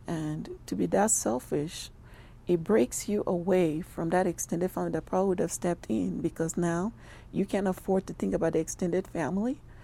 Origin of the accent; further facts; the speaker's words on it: Nigeria; moved away as an adult; now in Albuquerque, United States; I'm originally from Nigeria. I have been in, uh, Albuquerque for twenty-three years now.